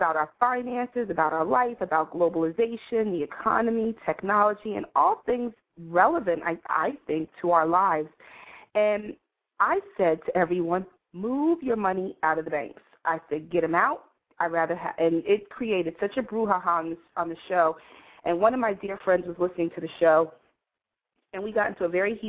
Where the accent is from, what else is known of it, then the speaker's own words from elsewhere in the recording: New York City, New York, United States; I grew up in the Village